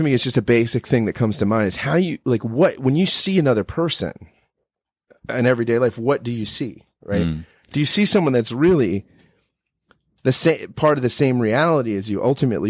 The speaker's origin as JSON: {"language": "English", "country": "United States", "said": "as an American"}